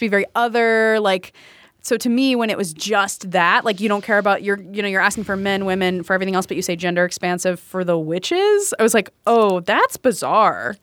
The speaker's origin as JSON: {"language": "English", "town": "Kennesaw", "region": "Georgia", "country": "United States", "tie": "born or raised there", "moved": "yes", "lives_now": "Chicago, United States", "said": "I grew up in Kennesaw, Georgia"}